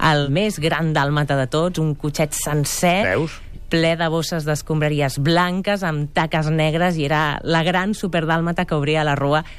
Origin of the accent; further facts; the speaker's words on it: Catalonia, Spain; I que Va. som catalans, eh? que si ens poses la samba igual